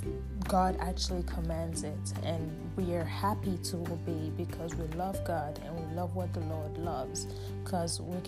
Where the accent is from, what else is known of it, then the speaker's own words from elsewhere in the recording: Nigeria; Nigeria. That's my home country